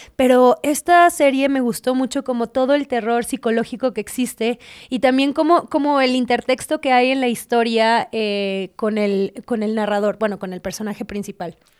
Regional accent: Mexico; los mexicanos estamos tan cabrones

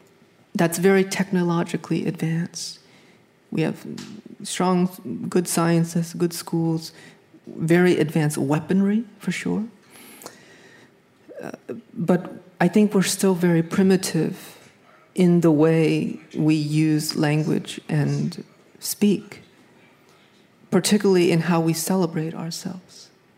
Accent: New England, United States; You know, I grew up in New England

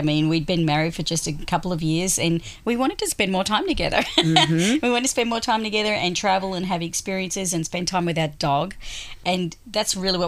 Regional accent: Australia; moved away as an adult; now in United States; I am Australian originally, and I've been living in the US since end of 2008

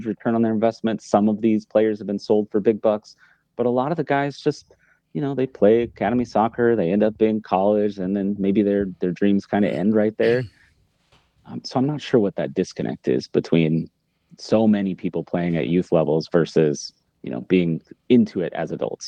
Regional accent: Sedalia, Missouri, United States; also born or lived in Arizona; now in Kansas City, United States; I'm actually from Sedalia

